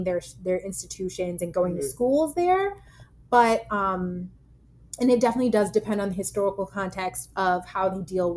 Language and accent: English; United States; moved away; also born or lived in London / Toronto; I'm a Black American